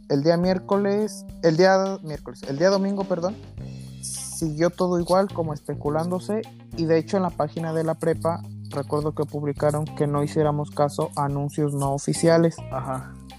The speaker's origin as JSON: {"language": "Spanish", "country": "Mexico", "said": "los mexicanos dijimos"}